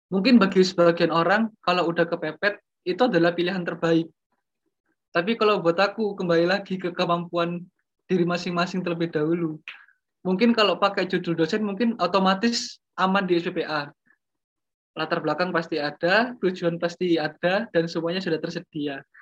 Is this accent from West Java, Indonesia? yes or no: no; Lumajang, East Java, Indonesia; aku udah di Lumajang kan, di kota asalku di Lumajang dan aku juga ya berjualan di situ.